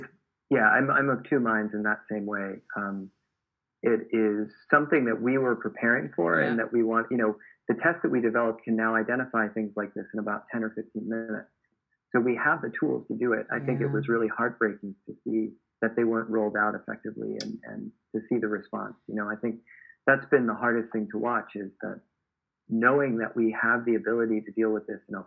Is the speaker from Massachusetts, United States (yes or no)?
yes; Marion, Massachusetts, United States; moved away as an adult; I grew up in Boston. Actually, it was about an hour south of Boston in a little town called Marion.